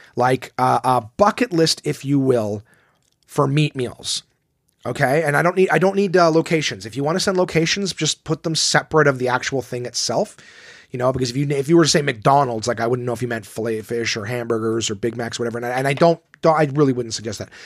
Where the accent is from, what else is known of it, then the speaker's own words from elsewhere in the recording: Ottawa, Ontario, Canada; my hometown club at Ottawa, Absolute Comedy